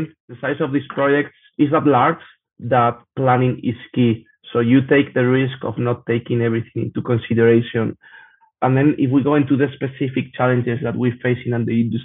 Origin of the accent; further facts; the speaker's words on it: Spain; I'm from Spain